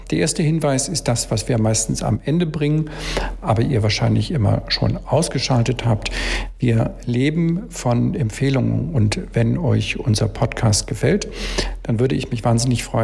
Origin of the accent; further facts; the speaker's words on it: Hamburg, Germany; Als Hamburger darf ich dich ja mit Moin, moin begrüßen.